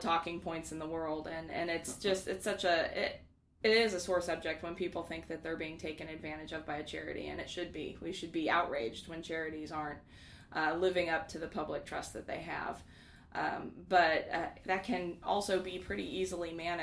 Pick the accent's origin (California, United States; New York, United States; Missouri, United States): Missouri, United States; Kansas City; also born or lived in Lawrence, Kansas; I'm a Missouri native and I've lived in Kansas City with the exception of a few years in Lawrence since I was 7